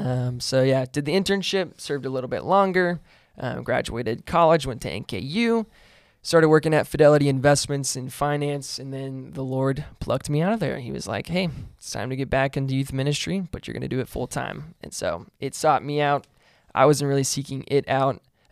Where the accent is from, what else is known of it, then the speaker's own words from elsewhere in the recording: Burlington, Kentucky, United States; Born and raised in Northern Kentucky, so I'm a Northern Kentuckyite, NKY, let's go. Boone County, Burlington, it's where I grew up.